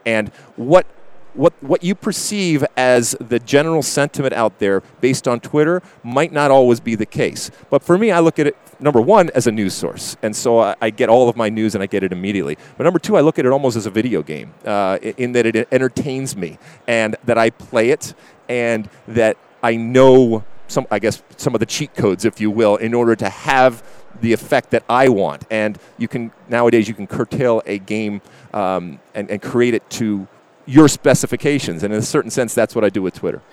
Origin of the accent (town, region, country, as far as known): Michigan, United States; born or raised there; moved away as an adult; also born or lived in New Jersey